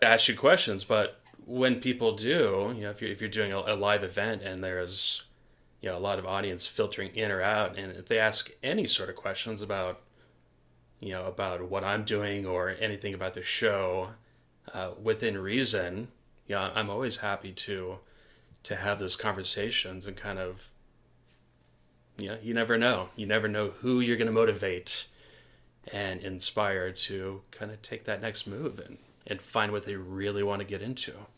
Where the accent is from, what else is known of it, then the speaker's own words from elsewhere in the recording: Portland, Oregon, United States; Growing up in Portland, Oregon